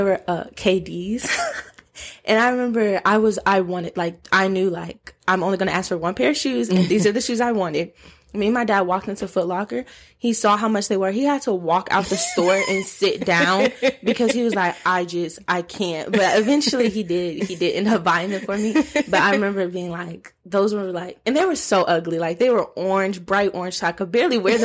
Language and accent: English; Georgia, United States; also born or lived in Minnesota; we're from Georgia